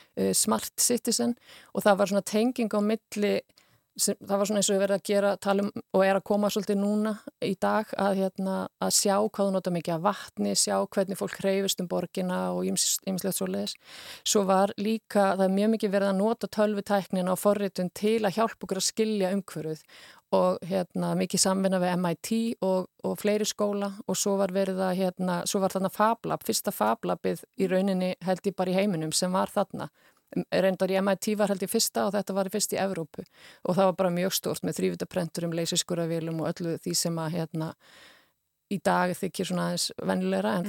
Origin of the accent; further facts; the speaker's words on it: Húsavík, Northeastern Region, Iceland; ég kem frá Húsavík er, er fætt á Húsavík